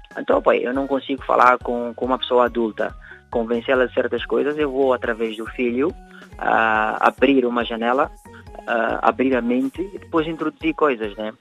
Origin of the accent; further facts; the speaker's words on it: Guinea-Bissau; moved away as an adult; now in Portugal; Eu vivo cá em Portugal há 10 anos, cresci, passei a minha vida, a minha infância toda na Guiné.